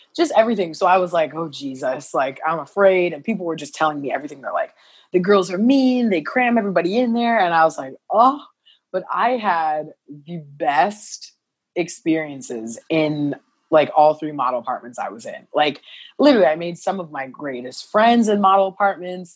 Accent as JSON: {"language": "English", "town": "Carbondale", "region": "Illinois", "country": "United States", "tie": "born or raised there", "also_born_or_lived": "Columbia, Missouri", "moved": "as an adult", "lives_now": "Los Angeles, United States", "said": "I moved to Carbondale, Illinois, mm-hmm. it was a small town southern illinois but great like hometown great place to grow up"}